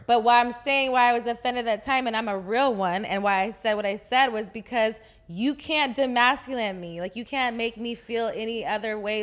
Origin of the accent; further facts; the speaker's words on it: Texas, United States; I'm from Texas